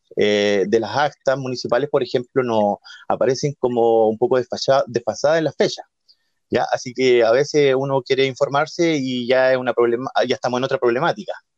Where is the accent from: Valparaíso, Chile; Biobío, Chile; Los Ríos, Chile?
Biobío, Chile; Mulchén; moved away as an adult; now in Nacimiento, Chile; yo soy oriundo de la comuna de Mulchen